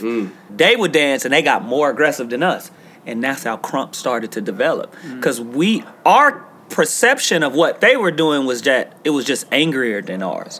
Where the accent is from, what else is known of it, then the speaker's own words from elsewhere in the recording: Los Angeles, California, United States; I'm from Watts